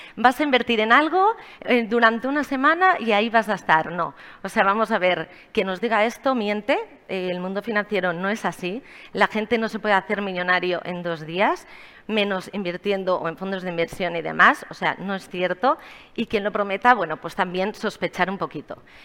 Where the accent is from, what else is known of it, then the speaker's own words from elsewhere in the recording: Barcelona, Catalonia, Spain; moved away as an adult; also born or lived in Miami; soy de Barcelona